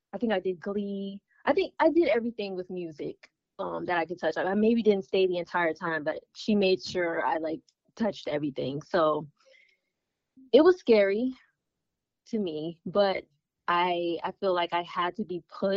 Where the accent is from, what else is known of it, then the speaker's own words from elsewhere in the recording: United States; full American